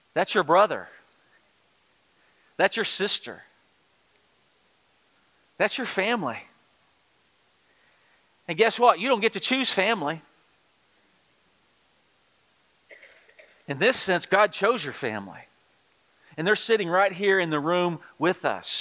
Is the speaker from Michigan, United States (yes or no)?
no; Texas, United States; moved away; I'm from the Republic of Texas, and we barely speak English down there